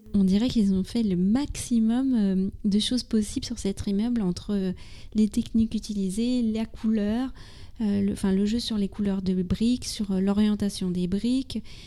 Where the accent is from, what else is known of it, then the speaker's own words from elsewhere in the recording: France; also born or lived in near Paris; je suis française, j'habite